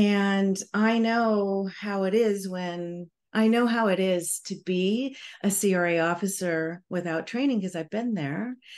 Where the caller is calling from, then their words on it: Honolulu, Hawaii, United States; I'm calling in from Honolulu, Hawaii.